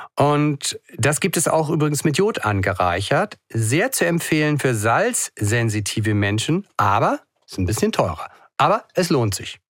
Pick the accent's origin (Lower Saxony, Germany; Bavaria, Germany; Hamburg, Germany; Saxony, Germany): Hamburg, Germany; ich auch, ne? als Hamburger